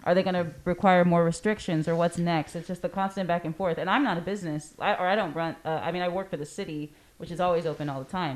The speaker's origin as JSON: {"language": "English", "town": "Corpus Christi", "region": "Texas", "country": "United States", "tie": "born or raised there", "said": "I am born and raised in Corpus"}